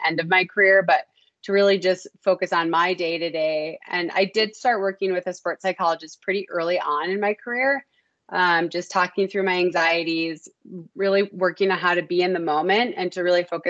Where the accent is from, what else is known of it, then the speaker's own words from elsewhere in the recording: Minnesota, United States; I grew up in Minnesota